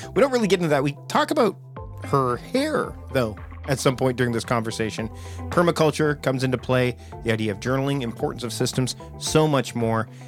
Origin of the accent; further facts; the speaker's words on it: Canada; I'm Canadian